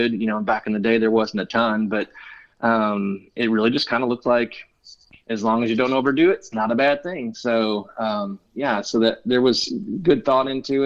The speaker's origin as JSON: {"language": "English", "region": "Michigan", "country": "United States", "tie": "born or raised there", "also_born_or_lived": "Ohio / Colorado Springs, Colorado", "moved": "as an adult", "lives_now": "Fairhope, Alabama, United States", "said": "I grew up in Michigan. I literally spent all my formative years there in one house"}